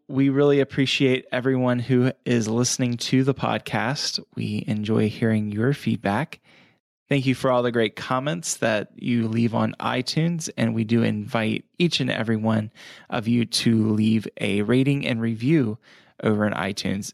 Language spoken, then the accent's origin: English; United States; we as the American people